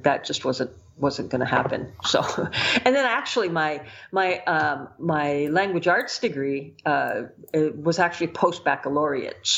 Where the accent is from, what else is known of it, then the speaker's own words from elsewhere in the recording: United States; being an American